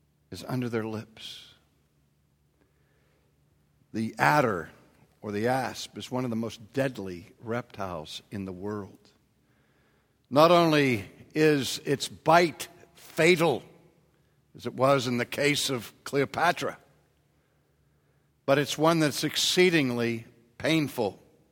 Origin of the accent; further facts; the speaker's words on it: Pittsburgh, Pennsylvania, United States; You know, I grew up in Pittsburgh, and I maybe heard my father curse once if he hit his thumb with a hammer.